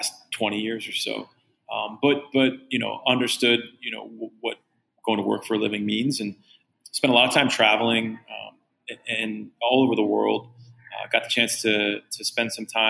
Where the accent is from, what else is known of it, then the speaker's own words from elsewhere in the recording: Pittsburgh, Pennsylvania, United States; I'm from Pittsburgh, Pennsylvania